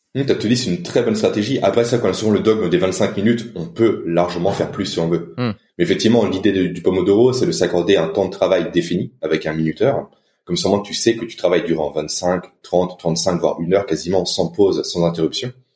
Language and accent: French; France; en tant que Français